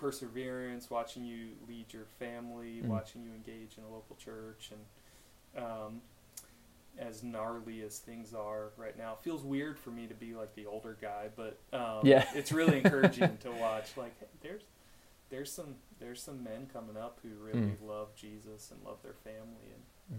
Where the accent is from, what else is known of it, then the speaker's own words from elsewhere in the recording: Maryland, United States; I grew up in Maryland.